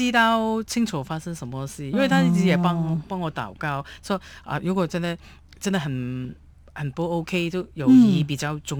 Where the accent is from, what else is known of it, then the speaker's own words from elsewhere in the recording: Hong Kong; now in Taiwan; 所以我们香港人呢就喝汤就不吃料